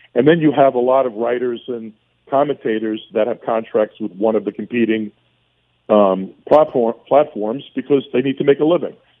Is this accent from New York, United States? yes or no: yes; New York City, New York, United States; accent: heavy Brooklyn; I knew I was a kid from Brooklyn. My family wasn't rich. You know, I had a, I had a heavy Brooklyn accent